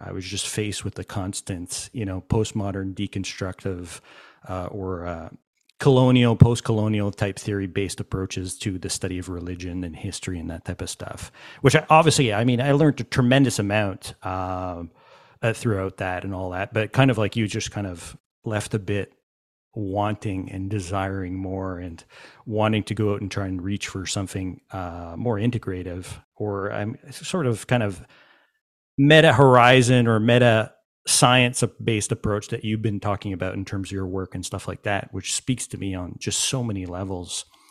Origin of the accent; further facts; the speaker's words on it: Montreal, Quebec, Canada; I'm from Montreal